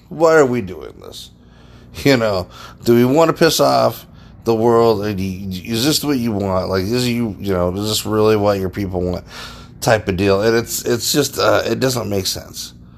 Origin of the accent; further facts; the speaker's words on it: United States; the American people